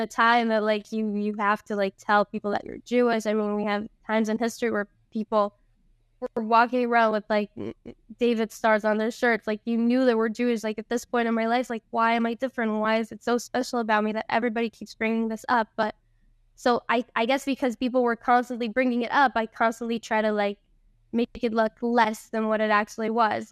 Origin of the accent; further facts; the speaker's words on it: Costa Rica; also born or lived in Venezuela; I was born in Venezuela. Um, and I moved to Costa Rica when I was five with my family